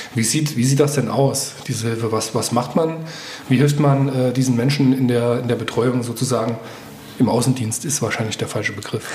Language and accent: German; Homburg, Saarland, Germany; Ich komme auch aus dem Safhalskreis, aus äh, Homburg-Einöd